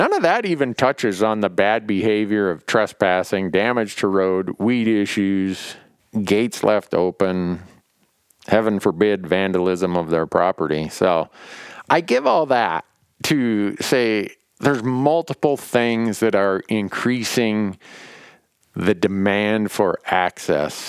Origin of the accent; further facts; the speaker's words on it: Montana, United States; my home state of Montana